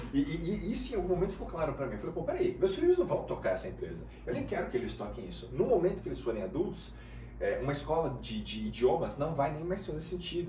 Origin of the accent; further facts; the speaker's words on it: Guarulhos, São Paulo, Brazil; eu nasci, cara, na favela, em Guarulhos, e uhum. a minha família era muito pobre